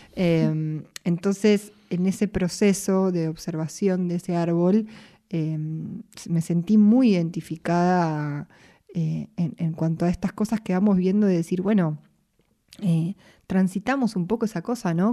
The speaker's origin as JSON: {"language": "Spanish", "region": "Buenos Aires", "country": "Argentina", "said": "yo soy de acá de Capital"}